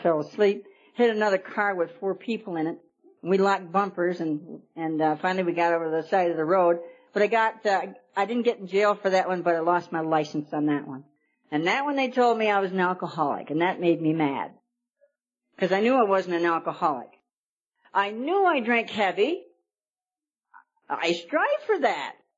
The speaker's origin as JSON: {"language": "English", "region": "New York", "country": "United States", "moved": "as an adult", "lives_now": "Arizona, United States", "said": "I'm a New York girl. I've only been here about a year and a half. I came in from New York."}